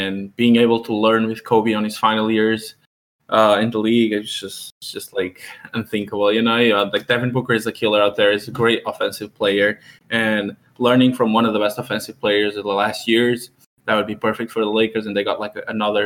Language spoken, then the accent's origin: English; Portugal; moved away; I'm from Portugal